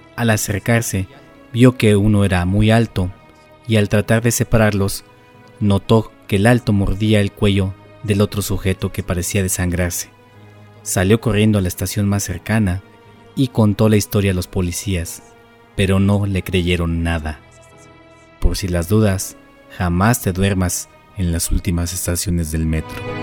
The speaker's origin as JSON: {"language": "Spanish", "country": "Mexico", "said": "como mexicanos"}